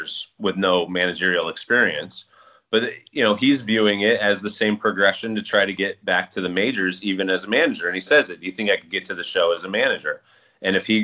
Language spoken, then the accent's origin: English; Central Valley, California, United States; growing up in the Central Valley